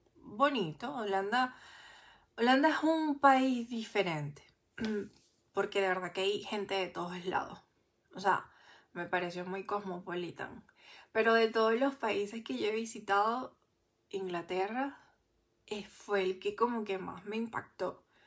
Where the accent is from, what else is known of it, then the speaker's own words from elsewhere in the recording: Venezuela; moved away as an adult; also born or lived in Santiago, Chile; me trataron mal al final por ser venezolana